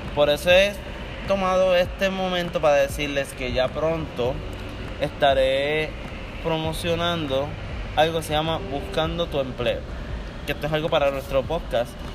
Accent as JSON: {"language": "Spanish", "country": "Puerto Rico", "said": "tú como puertorriqueño"}